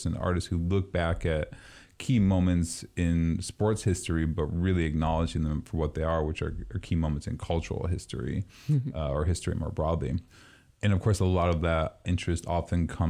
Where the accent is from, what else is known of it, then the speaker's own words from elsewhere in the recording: East Coast, United States; moved away; Growing up on the East Coast, lacrosse is a major phenomenon out there